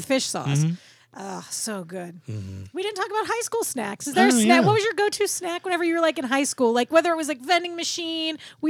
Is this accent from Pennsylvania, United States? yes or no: yes; Pittsburgh, Pennsylvania, United States; I'm from Pittsburgh, though